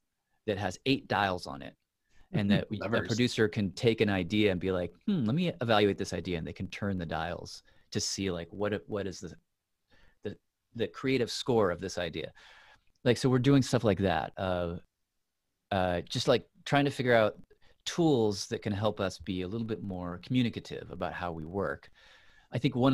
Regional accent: Tennessee, United States; moved away; I grew up in Tennessee

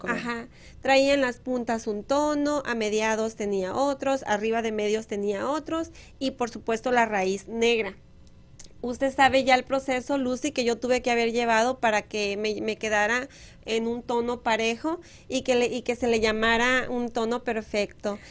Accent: Moctezuma, Sonora, Mexico; moved away; Miren mi pueblo

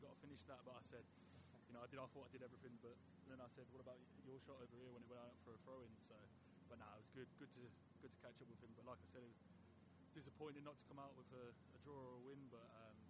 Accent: Coventry, West Midlands, United Kingdom; I grew up with him in Coventry, went through Coventry Academy with him

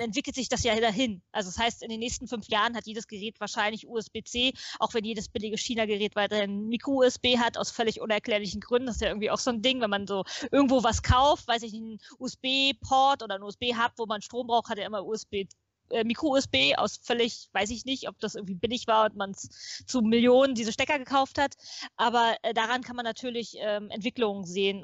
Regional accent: Potsdam, Brandenburg, Germany; ich bin in Potsdam geboren, in Potsdam zur Schule gegangen, habe in Potsdam studiert

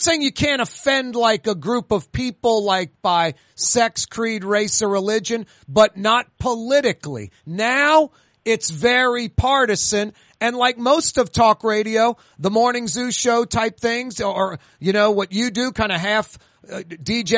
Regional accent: New Orleans, Louisiana, United States; born or raised there

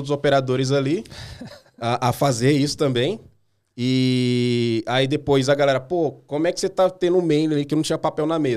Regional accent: Maranhão, Brazil; moved away; É, eu vim do Maranhão, eu vim do Maranhão faz 13 anos, eu acho.

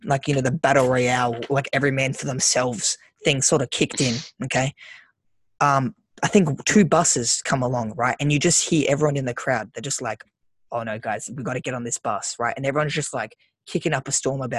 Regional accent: Sydney, New South Wales, Australia; We're from the Shire

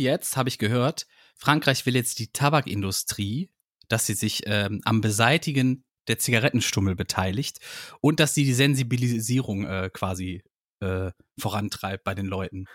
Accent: Heinsberg area, North Rhine-Westphalia, Germany; ich bin ja irgendwo da in der Gegend auch groß geworden, ne? Im, im Heinsberger Raum.

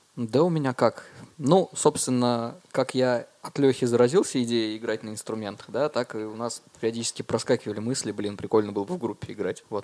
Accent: Murmansk, Murmansk Oblast, Russia; moved away as an adult; now in Dimitrovgrad, Russia; я родился в Димитровграде, да, и где-то в 5 э, или в 6 лет переехал, получается, в Мурманск. А, да, учился там в школе, закончил школу, 12 лет там прожил в целом.

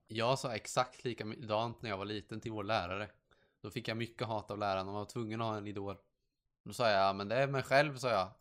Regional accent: Sweden; jag är skandinavisk fast jag är från Sverige

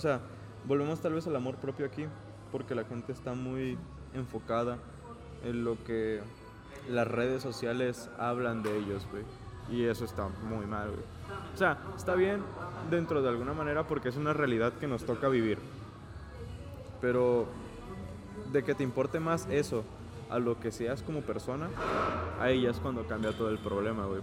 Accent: Mexico; los mexicanos somos muy humildes

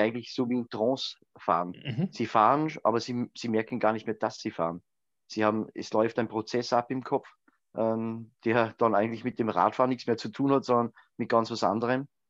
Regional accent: Grundlsee, Styria, Austria; am Grundlsee, meiner Heimatgemeinde

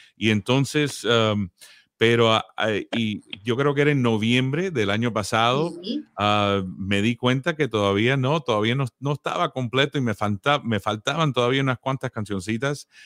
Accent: Miami, Florida, United States; moved away as an adult; now in Nashville, United States; Nacido en Miami, como dijiste, la banda empezó en Miami. Y ahí me crié en Miami

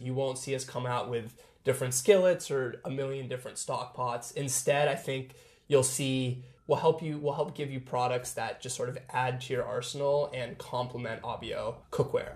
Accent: Seattle, Washington, United States; We're both born and raised in Seattle

